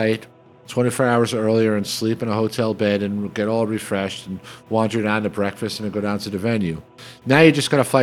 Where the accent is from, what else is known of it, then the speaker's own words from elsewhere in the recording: New York City, New York, United States; moved away as an adult; when I grew up and lived in New York City